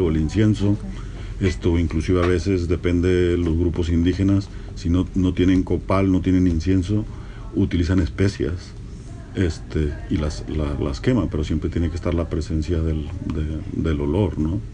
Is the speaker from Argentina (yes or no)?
no; north-central Mexico, Mexico; Yo soy norteño del centro y no se celebra el Día de los Muertos